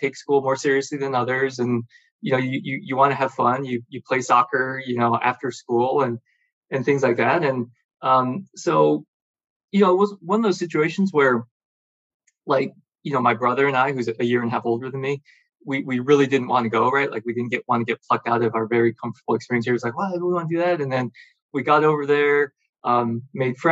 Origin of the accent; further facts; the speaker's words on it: Troy, Michigan, United States; moved away; also born or lived in China; I grew up in Michigan, Detroit area, suburb of Detroit